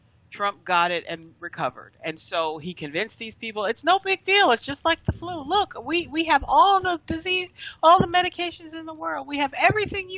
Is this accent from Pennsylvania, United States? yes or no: yes; Pennsylvania, United States; moved away; I'm from Pennsylvania